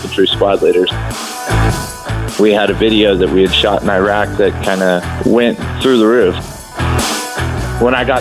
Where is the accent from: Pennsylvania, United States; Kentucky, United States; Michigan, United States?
Kentucky, United States; I grew up in Kentucky